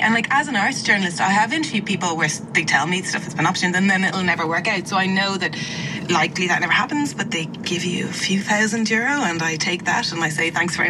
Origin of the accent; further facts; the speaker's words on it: Ireland; I'm really Irish